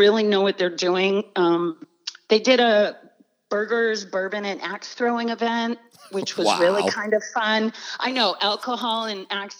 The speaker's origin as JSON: {"language": "English", "town": "Old Town", "region": "Maine", "country": "United States", "tie": "born or raised there", "moved": "yes", "lives_now": "Naples, United States", "said": "I grew up in Old Town, Maine."}